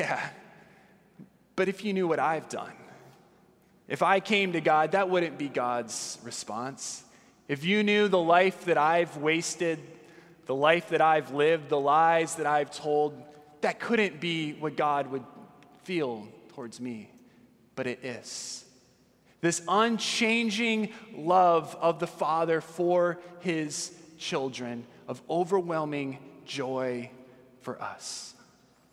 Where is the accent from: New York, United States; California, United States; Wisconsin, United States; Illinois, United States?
California, United States; Southern; I grew up in Southern California